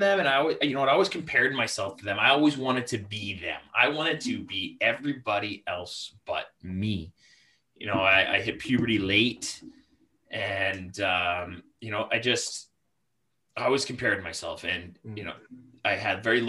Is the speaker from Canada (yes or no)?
yes; Canada; I am from the Great White North on the West Coast, closer to Vancouver, in between Vancouver and Calgary